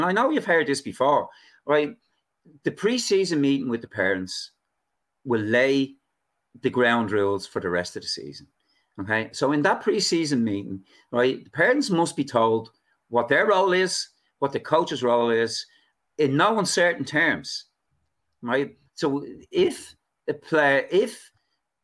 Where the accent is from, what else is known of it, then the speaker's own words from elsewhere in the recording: Dublin, Leinster, Ireland; now in Arklow, Ireland; I live in Arklow now. I'm a refugee from Dublin down in Arklow.